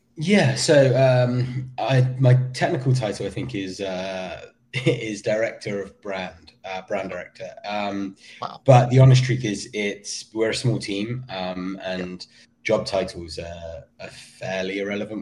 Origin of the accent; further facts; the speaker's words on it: Somerset, South West England, United Kingdom; also born or lived in Weston-super-Mare / Vermont; now in United States; I grew up in um, in Somerset.